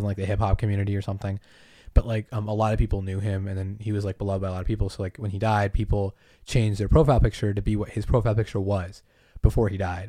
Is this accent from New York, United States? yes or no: no; Massachusetts, United States; moved away; I was born on an island, grew up in Massachusetts.